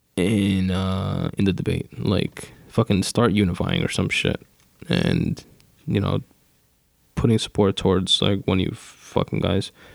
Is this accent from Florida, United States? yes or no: no; New York, United States; I'm from New York